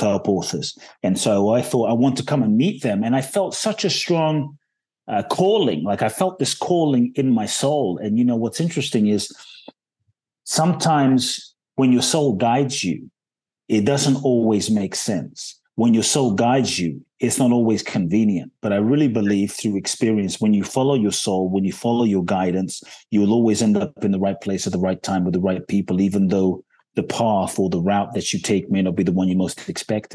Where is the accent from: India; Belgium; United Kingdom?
United Kingdom; London; also born or lived in Ghana; now in Los Angeles, United States; I was born in Ghana, West Africa. My father's from Ghana, my mother's Japanese. I grew up in London, um, live in Los Angeles